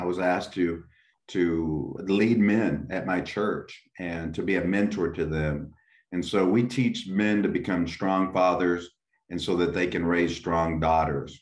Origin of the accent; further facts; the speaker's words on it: West Texas, United States; also born or lived in McAllen, Texas; I was born and raised in West Texas.